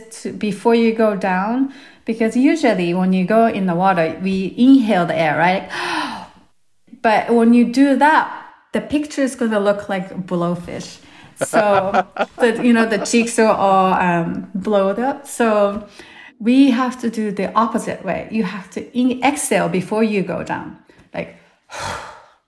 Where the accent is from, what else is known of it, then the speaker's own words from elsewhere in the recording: Japan; moved away; I'm from Japan originally